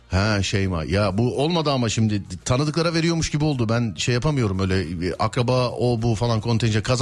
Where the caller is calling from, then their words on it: Manisa, Turkey; Siz neredesiniz acaba? Ben Manisa'dan. Manisa'dan.